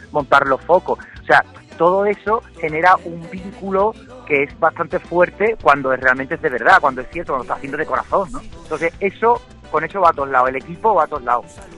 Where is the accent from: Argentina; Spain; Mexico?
Spain; Cádiz, Andalusia; yo soy de Cádiz